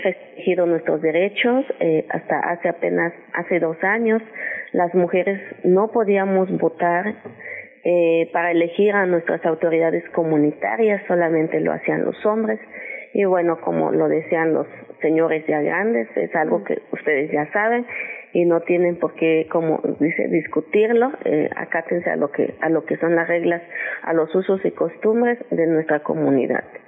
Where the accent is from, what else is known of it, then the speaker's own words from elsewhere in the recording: Ocotequila, Guerrero, Mexico; mi, comunidad se llama Ocotequila, como lo acabas de mencionar, Ocotequila, municipio de Copanatoyac. Aquí en Guerrero